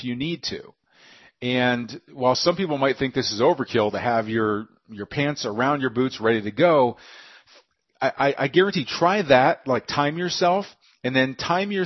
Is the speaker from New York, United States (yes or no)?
no; near Austin, Texas, United States; Austin, just near my hometown